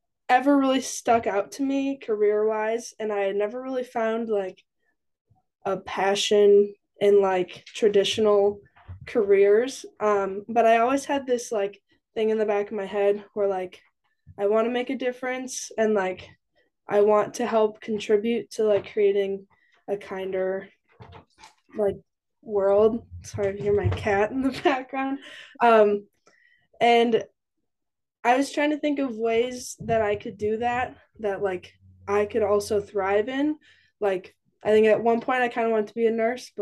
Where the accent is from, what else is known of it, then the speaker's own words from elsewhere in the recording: Edgerton, Wisconsin, United States; moved away as an adult; now in Stevens Point, United States; I am from Edgerton, Wisconsin, which is about 20 minutes south of Madison, Wisconsin. And I'm currently in Stevens Point